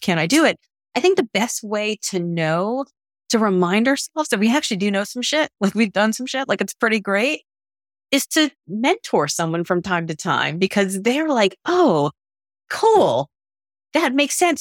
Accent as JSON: {"language": "English", "town": "Miami", "region": "Florida", "country": "United States", "tie": "born or raised there", "moved": "as an adult", "lives_now": "Boston, United States", "said": "I grew up in Miami"}